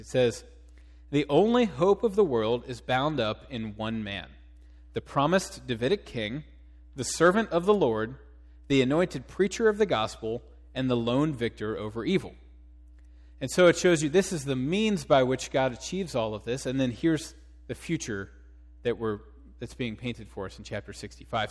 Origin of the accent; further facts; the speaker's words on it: Cincinnati, Ohio, United States; moved away; I'm from Cincinnati